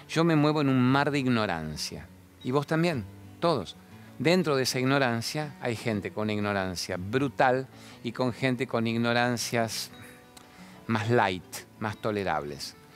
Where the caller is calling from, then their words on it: Santa Fe, Argentina; ¿Cómo andás? … de Santa Fe